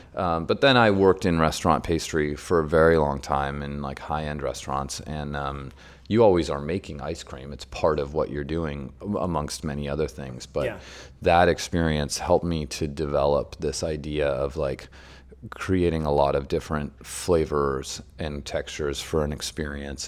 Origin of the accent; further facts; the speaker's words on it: San Francisco, California, United States; moved away as an adult; also born or lived in Germany; I grew up in San Francisco